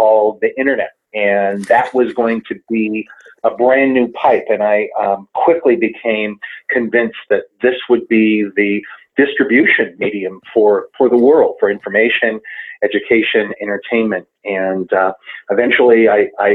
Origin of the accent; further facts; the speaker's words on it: Southern California, United States; moved away as an adult; also born or lived in Brooklyn, New York; now in Denver, United States; I was born in Brooklyn. I grew up in Southern California